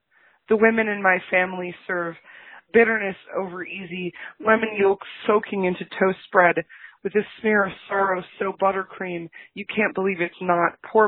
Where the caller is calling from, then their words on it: Racine, Wisconsin, United States; I'm calling from Racine, Wisconsin.